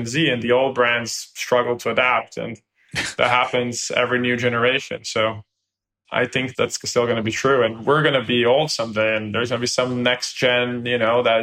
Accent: Brazil; now in United States; I come from Brazil

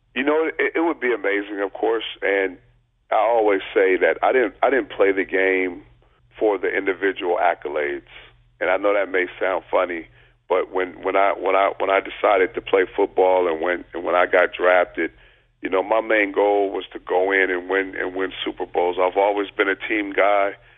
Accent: Long Beach, California, United States; I grew up in Long Beach

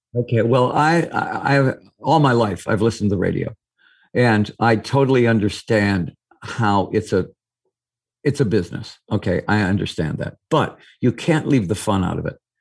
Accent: Eastpointe, Michigan, United States; I was from East Detroit

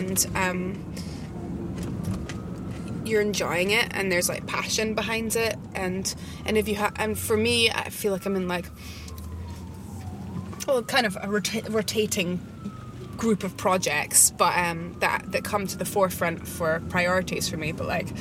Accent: Edinburgh, Scotland, United Kingdom; also born or lived in Isle of Eigg, Scotland; I was born in Edinburgh in Scotland and grew up between Edinburgh and a wee island off the west coast of Scotland called the Isle of Egg

